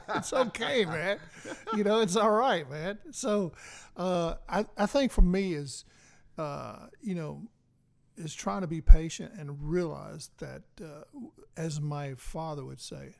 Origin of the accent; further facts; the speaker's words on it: Nashville, Tennessee, United States; now in Clarksville, United States; Growing up in East Nashville